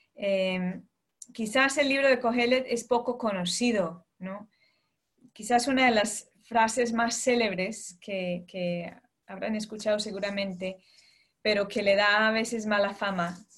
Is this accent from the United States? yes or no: yes; United States; moved away as an adult; now in London, United Kingdom; yo nací, crecí en Estados Unidos, ¿no? de padres colombianos, eh, pero desde hace ya 12 años estoy fuera de, de Estados Unidos